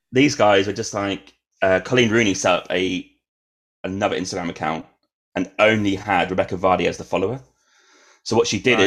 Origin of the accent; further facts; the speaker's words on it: Norwich, East of England, United Kingdom; moved away; we're from Norwich